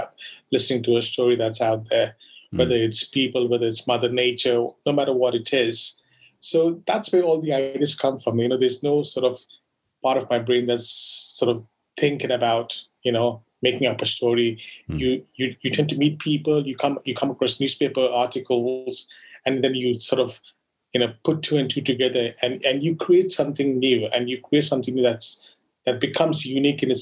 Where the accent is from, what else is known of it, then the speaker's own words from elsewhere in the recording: Goa, India; I grew up in Goa